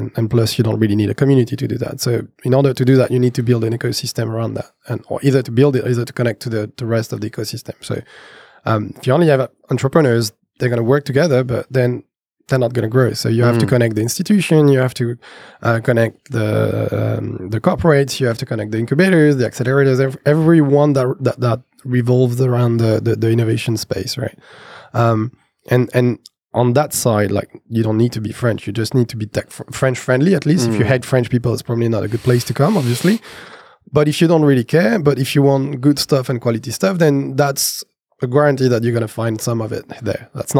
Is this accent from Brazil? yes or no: yes; Brazil; because I come from Brazil, we know people from Brazil.